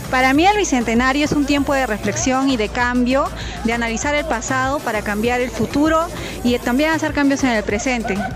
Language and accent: Spanish; Peru; Más que una festividad cultural, para mí es un avance, un progreso como peruanos, en sentirse orgulloso frente a cualquier adversidad que nos ha presentado